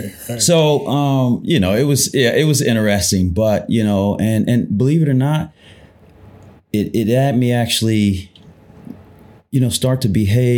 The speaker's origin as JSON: {"language": "English", "town": "Columbus", "country": "United States", "tie": "born or raised there", "said": "It was interesting, to say the least."}